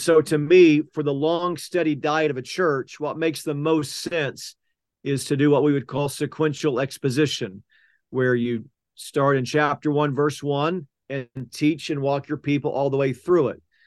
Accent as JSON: {"language": "English", "town": "Oklahoma City", "region": "Oklahoma", "country": "United States", "tie": "born or raised there", "said": "I grew up in South Oklahoma City, went to Westmore High School"}